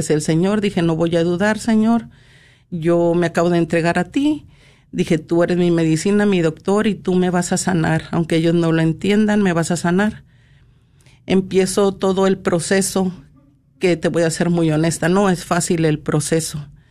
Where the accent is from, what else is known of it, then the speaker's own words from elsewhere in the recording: Monterrey, Nuevo León, Mexico; soy de Monterrey, Nuevo León